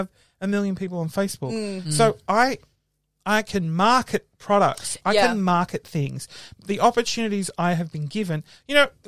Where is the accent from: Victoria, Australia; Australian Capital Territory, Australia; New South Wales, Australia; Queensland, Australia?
New South Wales, Australia; Sydney; moved away as an adult; also born or lived in Melbourne; Now, I grew up in Sydney. I was living in Melbourne